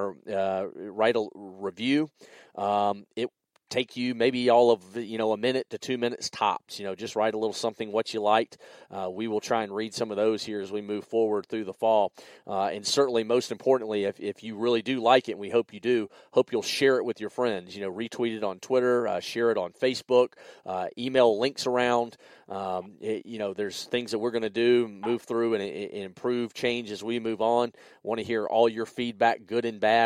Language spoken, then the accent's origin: English; Greenville, South Carolina, United States; accent: deep South; I was born here in Greenville, South Carolina. People say, well, where's the accent from? Yeah, it's from living here in the deep, dirty South.